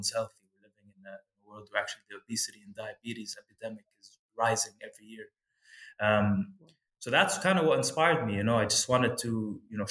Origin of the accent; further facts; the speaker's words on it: Kuwait; moved away as an adult; also born or lived in United States; growing up in Kuwait